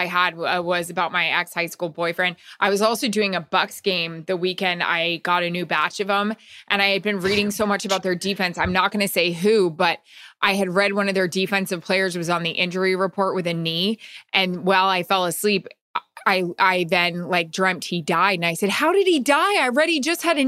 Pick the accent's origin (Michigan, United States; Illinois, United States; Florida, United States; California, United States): Florida, United States; Tampa; I grew up in Florida